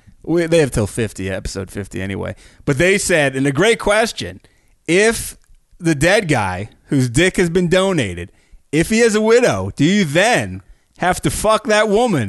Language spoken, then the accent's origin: English; New York, United States; the New York Times, my home state.